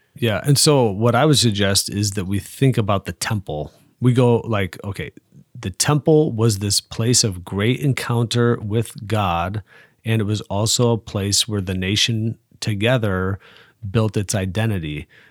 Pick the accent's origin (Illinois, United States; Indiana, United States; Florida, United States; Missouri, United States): Indiana, United States; South Bend; now in Fort Wayne, United States; I'm from Holy Family Parish on the west side of South Bend